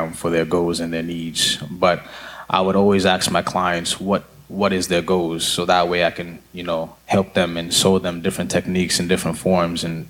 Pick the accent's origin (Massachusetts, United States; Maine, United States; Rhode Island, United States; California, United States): Massachusetts, United States; Lowell; also born or lived in Nairobi, Kenya; I'm from Lowell, Massachusetts